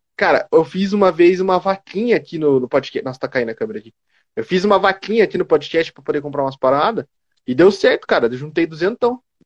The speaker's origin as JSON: {"language": "Portuguese", "town": "Curitiba", "region": "Paraná", "country": "Brazil", "said": "eu sou de Curitiba"}